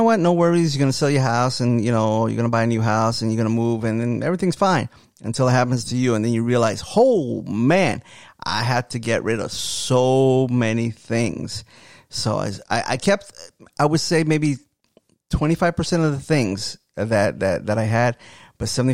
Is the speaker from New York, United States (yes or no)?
yes; New York City, New York, United States; as a New Yorker from the Bronx